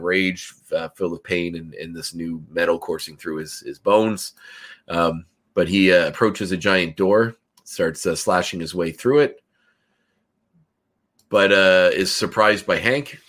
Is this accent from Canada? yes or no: yes; Canada; as a Canadian